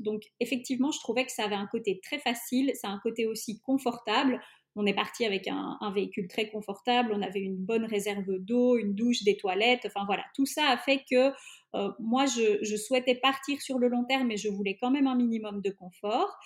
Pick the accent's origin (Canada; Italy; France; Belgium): Belgium; je suis belge mais d'origine hongroise, mon papa est hongrois